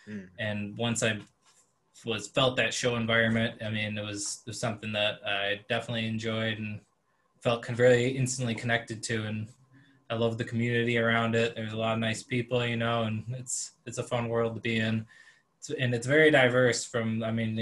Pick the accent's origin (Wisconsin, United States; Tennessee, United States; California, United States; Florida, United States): Wisconsin, United States; Elkhorn; moved away as an adult; now in Milwaukee, United States; growing up in Elkhorn